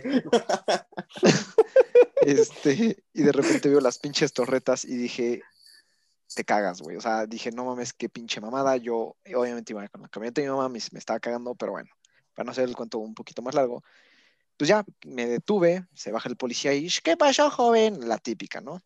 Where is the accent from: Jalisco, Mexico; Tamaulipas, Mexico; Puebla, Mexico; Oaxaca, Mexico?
Puebla, Mexico; siendo poblano